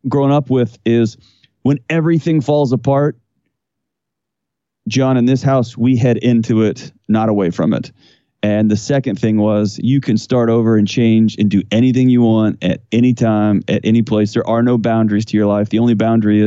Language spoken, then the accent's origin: English; Houston, Texas, United States; moved away as an adult; now in Nashville, United States; So I was born and raised in Houston, Texas